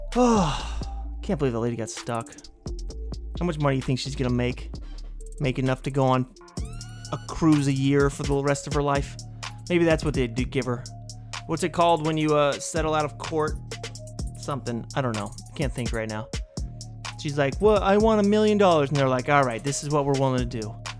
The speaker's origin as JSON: {"language": "English", "town": "Portland", "region": "Oregon", "country": "United States", "tie": "born or raised there", "said": "my hometown of Portland, Oregon"}